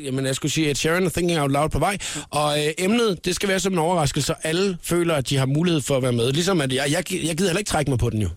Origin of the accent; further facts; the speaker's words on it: Nyborg, Southern Denmark, Denmark; also born or lived in Svendborg; jeg er fra Svendborg, eller opvokset i Nyborg, jeg er fra Svendborg og boet i Svendborg mange år